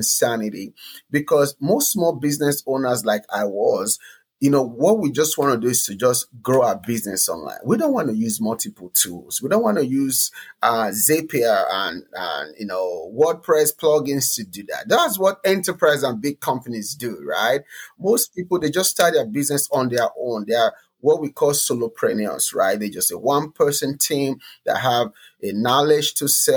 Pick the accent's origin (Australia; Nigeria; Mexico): Nigeria; moved away as an adult; now in United States; I came from Nigeria to America